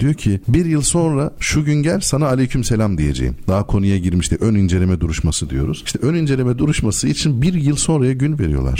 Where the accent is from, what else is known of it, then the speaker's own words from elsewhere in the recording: Elazığ, Elazığ Province, Turkey; Ben Elazığlıyım.